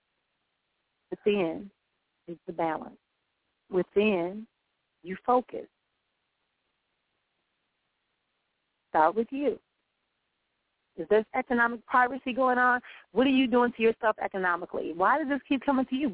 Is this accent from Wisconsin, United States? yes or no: yes; Milwaukee, Wisconsin, United States; my hometown here in Milwaukee